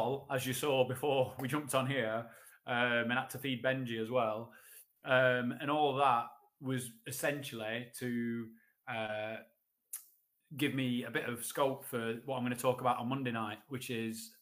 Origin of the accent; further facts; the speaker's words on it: Sheffield, Yorkshire and the Humber, United Kingdom; I'm from Sheffield